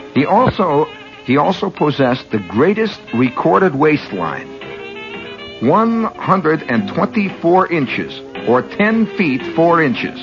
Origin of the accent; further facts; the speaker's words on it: Chicago, Illinois, United States; moved away; also born or lived in New York; I'm from Illinois. You know, I was born in Chicago